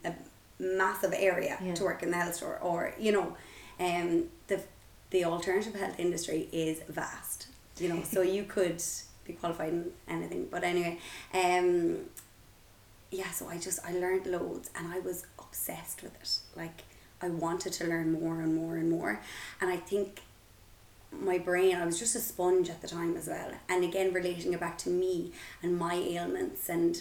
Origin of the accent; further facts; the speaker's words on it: Galway, Connacht, Ireland; I am from Galway